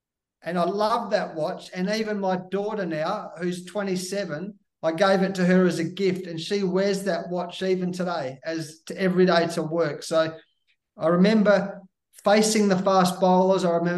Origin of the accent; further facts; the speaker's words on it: Perth, Western Australia, Australia; I grew up in Western Australia in a place called Perth